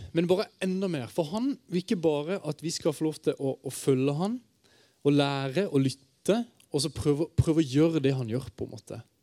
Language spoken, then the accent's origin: Norwegian; Kristiansand, Agder, Norway; now in Bergen, Norway; Jeg kommer fra Kristiansand. Øh, men jeg bor øh, rett øh, over fjellet i sentrum av Bergen nå